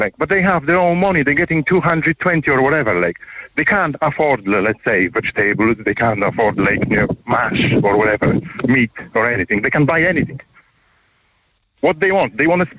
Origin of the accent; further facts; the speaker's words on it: eastern Poland, Poland; English is a second language; now in Ireland; I'm actually from the East Europe. I'm from part of the Poland, the very east, close to the border of Belarus.